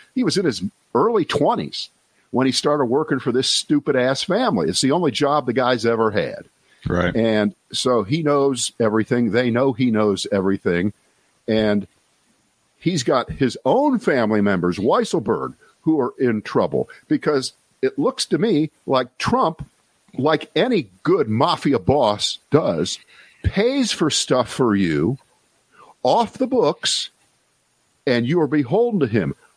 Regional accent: Columbus, Ohio, United States; moved away as an adult; also born or lived in Cleveland, Ohio / New York / Boston / Washington; I spent growing up in Columbus, Ohio

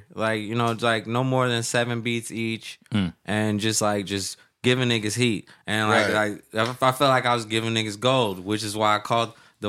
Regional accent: Anchorage, Alaska, United States; moved away; also born or lived in Central Valley, California; I'm from Anchorage, Alaska.

